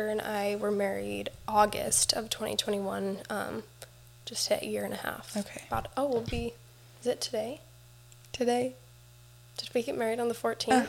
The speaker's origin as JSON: {"language": "English", "region": "Utah", "country": "United States", "said": "both from Utah."}